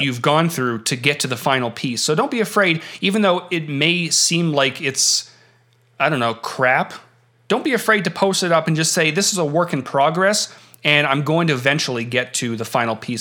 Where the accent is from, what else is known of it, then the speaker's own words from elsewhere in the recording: Canada; having been born and raised in Canada